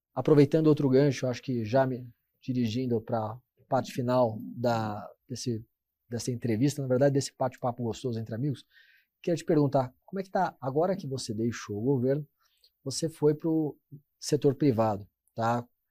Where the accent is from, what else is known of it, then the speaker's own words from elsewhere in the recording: Brazil; como brasileiro